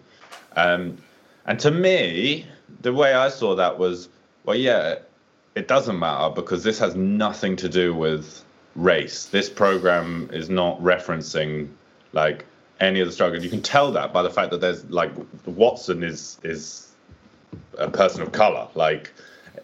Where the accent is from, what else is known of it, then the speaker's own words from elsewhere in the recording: England, United Kingdom; I am an English person.